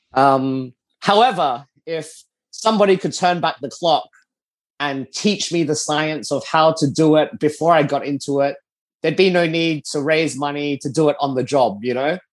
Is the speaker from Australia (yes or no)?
yes; Adelaide, South Australia, Australia; moved away as an adult; now in Singapore; I grew up in Adelaide, Australia